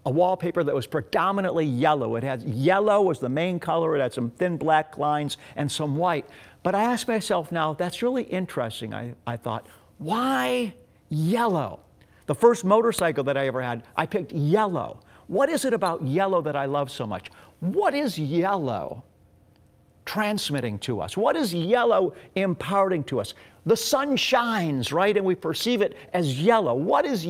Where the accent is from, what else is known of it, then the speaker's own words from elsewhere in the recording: Beachwood, Ohio, United States; also born or lived in Pepper Pike, Ohio; We grew up in Beechwood, Ohio, a suburb of eastern Cleveland. And when I was 12 years old, we moved to Pepper Pike, Ohio, which was also a suburb in eastern Cleveland.